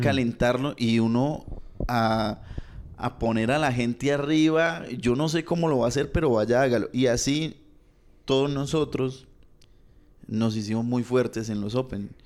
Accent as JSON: {"language": "Spanish", "town": "Bucaramanga", "region": "Santander", "country": "Colombia", "said": "nosotros somos de Bucaramanga"}